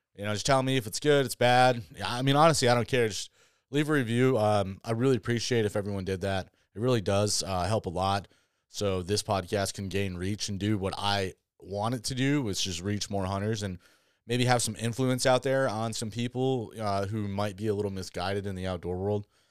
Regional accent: Southwest Michigan, United States; moved away; I grew up on a farm back back in Southwest Michigan

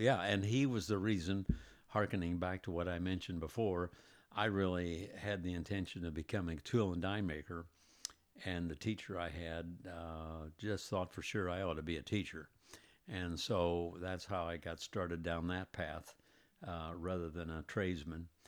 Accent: Indianapolis, Indiana, United States; also born or lived in Greenwood, Indiana; I was born in Indianapolis, lived in Indianapolis all my life, except for maybe the last twenty some odd years when we moved to Greenwood, which was all of two miles farther south

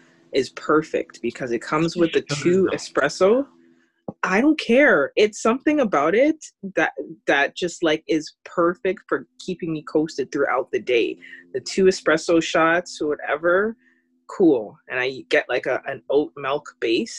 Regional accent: Canada; I am Canadian.

